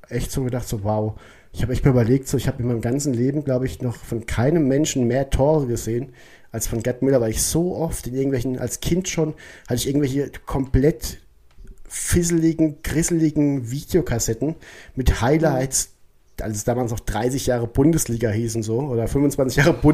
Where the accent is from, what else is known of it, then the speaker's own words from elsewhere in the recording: Odenwald, Germany; Ja, ich wohne im ne? also Odenwald. Also so die hier so. Ich komme ja aus